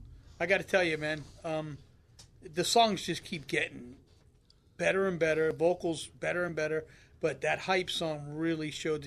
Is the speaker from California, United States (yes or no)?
yes; Carlsbad, California, United States; We grew up there in Carlsbad.